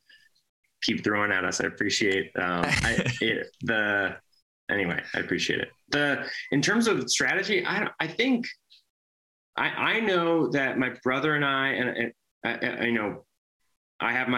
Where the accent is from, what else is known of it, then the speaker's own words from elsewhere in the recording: Minnesota, United States; also born or lived in Wisconsin; now in New York, United States; Chris and I we're brothers and we're from Minnesota, but we spent a lot of time in Wisconsin growing up.